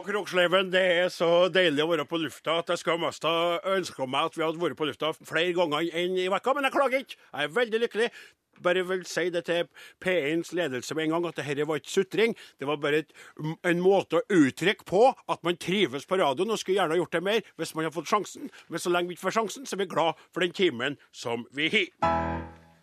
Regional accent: Trøndelag, Norway; Jeg var nordtrønder, og nå er jeg trønder.

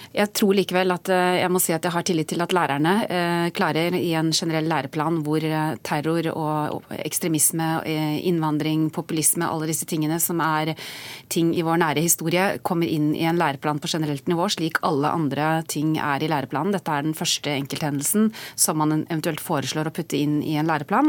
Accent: Tønsberg, Vestfold, Norway; Jeg selv er født og oppvokst i Tønsberg

